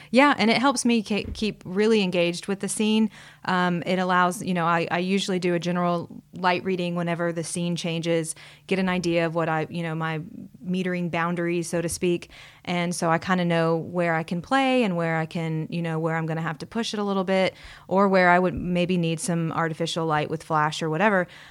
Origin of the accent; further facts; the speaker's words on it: Huntsville, Alabama, United States; also born or lived in Savannah, Georgia; pretty much grew up here most of my life